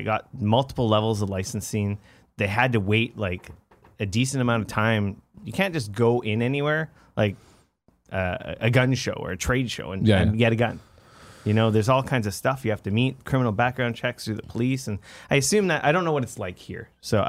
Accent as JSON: {"language": "English", "country": "Canada", "said": "Hey, yeah. You know, when we aren't drinking maple syrup in our coffee and, you know, adjusting the satellites on our igloos to get the TV reception."}